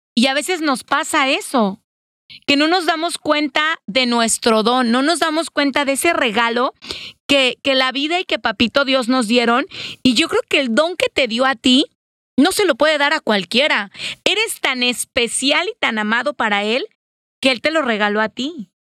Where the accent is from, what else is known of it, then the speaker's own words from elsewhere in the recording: Mexico; como mexicanos